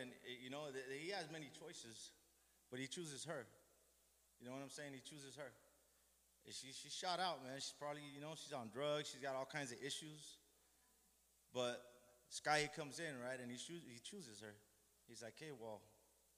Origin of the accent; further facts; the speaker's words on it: Los Angeles, California, United States; I'm from Boyle Heights. That's where I grew up